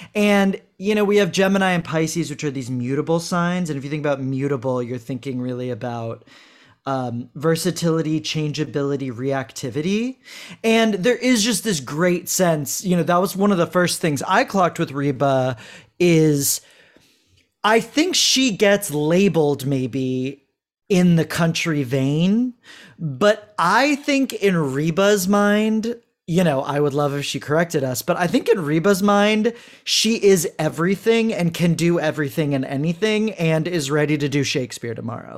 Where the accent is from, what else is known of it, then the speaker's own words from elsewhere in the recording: Houston, Texas, United States; I'm from Houston